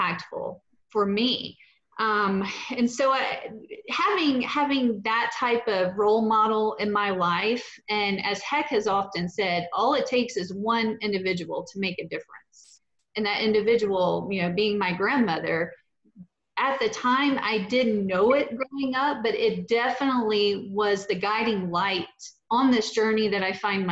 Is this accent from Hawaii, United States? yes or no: no; Petal, Mississippi, United States; now in Houston, United States; I grew up in Petal, Mississippi, and like you said, just right there adjacent to Hattiesburg